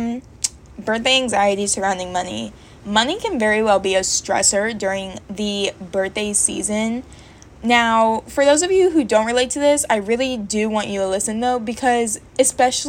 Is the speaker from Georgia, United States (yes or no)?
yes; Georgia, United States; moved away as an adult; now in Virginia, United States; I moved to Virginia from Georgia, and in Georgia, I had my hair braided by a girl that I went to high school